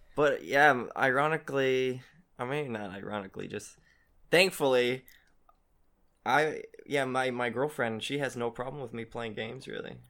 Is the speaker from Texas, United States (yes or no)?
yes; Texas, United States; moved away as an adult; also born or lived in Korea; now in South Korea; I'm from Texas, a little small town near Dallas, or I guess near Fort Worth, called Alito